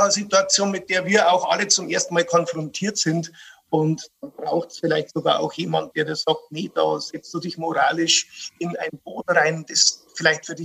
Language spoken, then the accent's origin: German; Bavaria, Germany; Also äh, das Paradevorbild, das man als bayerischer Kabarettist natürlich hat, ist, ist Gerhard Polt.